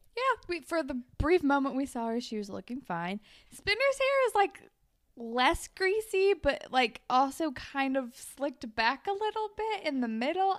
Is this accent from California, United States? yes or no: yes; California, United States; moved away; I didn't even live by the beach, even though I was from California